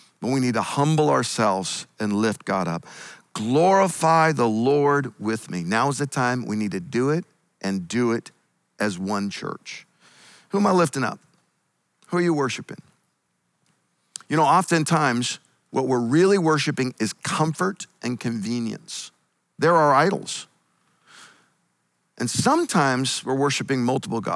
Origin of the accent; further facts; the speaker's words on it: Eastern Washington State, United States; also born or lived in Northern California; now in California, United States; I grew up in Eastern Washington State